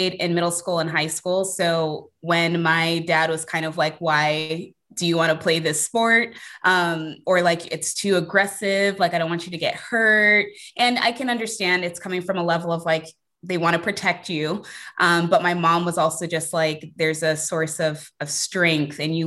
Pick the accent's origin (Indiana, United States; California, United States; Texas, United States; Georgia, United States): California, United States; Bay Area; I was born and raised in the Bay Area